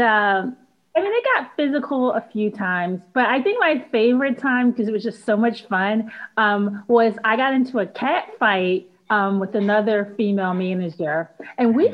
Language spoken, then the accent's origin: English; Philadelphia, Pennsylvania, United States; I was born and raised in Philly